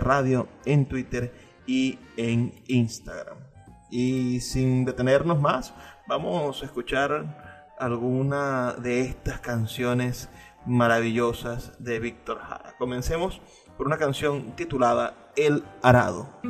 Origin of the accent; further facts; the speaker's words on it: Venezuela; lo que somos como venezolanos